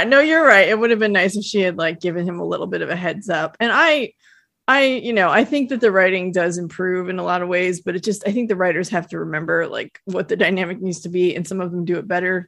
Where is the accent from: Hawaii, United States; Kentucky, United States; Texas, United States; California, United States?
California, United States; South Lake Tahoe; I grew up in South Lake Tahoe